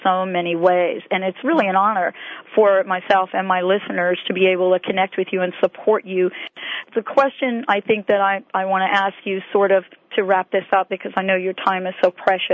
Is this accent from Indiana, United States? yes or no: no; New York City, New York, United States; moved away; I know that you're in my hometown right now